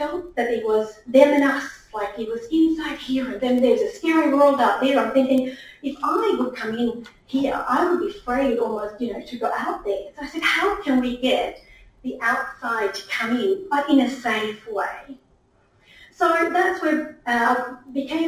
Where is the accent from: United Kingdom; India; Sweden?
Sweden; moved away as an adult; now in Australia; Being born and raised in Sweden